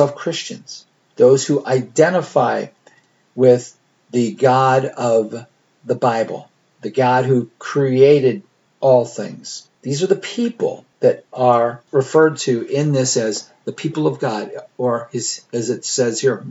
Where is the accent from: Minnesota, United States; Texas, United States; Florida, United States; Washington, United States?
Minnesota, United States; Austin; moved away; the word Austin, of course, my hometown